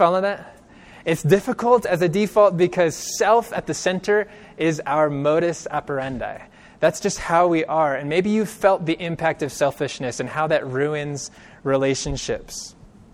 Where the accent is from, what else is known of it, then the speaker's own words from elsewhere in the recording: Bakersfield, California, United States; I grew up in California. I grew up in Bakersfield, which is relatively close to Los Angeles.